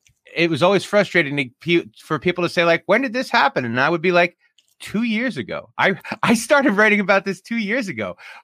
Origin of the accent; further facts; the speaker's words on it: Jersey City, New Jersey, United States; moved away; also born or lived in Union Beach, New Jersey; I was born in Jersey City and left New Jersey from Union Beach.